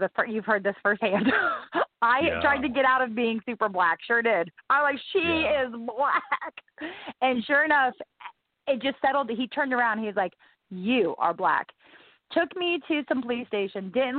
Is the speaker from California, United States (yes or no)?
no; Gulfport, Mississippi, United States; born there; I was born in Mississippi, and then I had to move to, I was born in Gulfport, Mississippi.